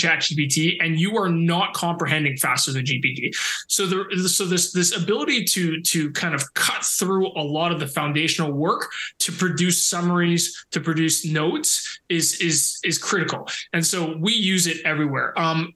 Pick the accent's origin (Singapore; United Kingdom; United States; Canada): Canada; I'm so Canadian that now it's just embedded in me